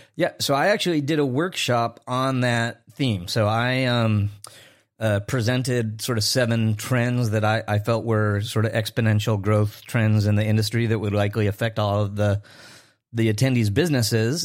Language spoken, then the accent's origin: English; Chicago, Illinois, United States; my hometown in Chicago